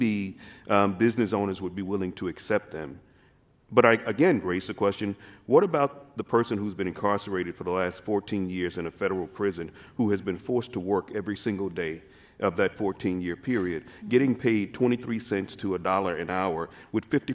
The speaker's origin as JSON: {"language": "English", "region": "Mississippi Delta", "country": "United States", "tie": "born or raised there", "also_born_or_lived": "New York", "moved": "as an adult", "lives_now": "Seattle, United States", "said": "I was born and raised in the Mississippi Delta"}